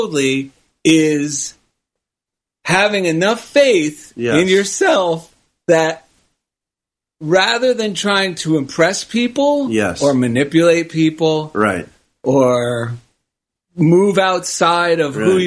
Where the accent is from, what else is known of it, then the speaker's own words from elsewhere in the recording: New Jersey, United States; now in Culver City, United States; growing up in New Jersey